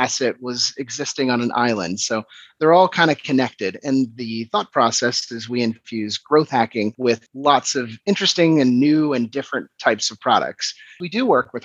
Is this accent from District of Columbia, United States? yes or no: yes; Washington, District of Columbia, United States; moved away as an adult; now in Copenhagen, Denmark; I'm originally from Washington, DC, but I've been in Copenhagen, Denmark, for the last just under 6 years.